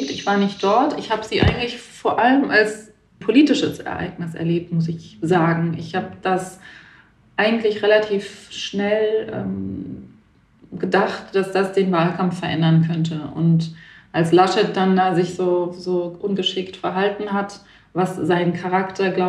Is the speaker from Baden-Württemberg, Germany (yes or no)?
yes; Baden-Württemberg, Germany; now in Berlin, Germany; Nee, nee, ich bin in Berlin zu Hause. Ich komme alle, ich komme aus Baden-Württemberg